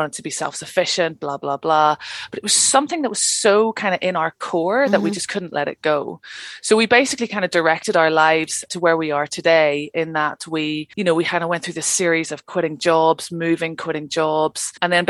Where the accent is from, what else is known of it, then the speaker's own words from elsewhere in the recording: Northern Ireland, United Kingdom; moved away as an adult; also born or lived in London; now in Cairngorms National Park, Scotland; I'm originally from Northern Ireland, trained as an archaeologist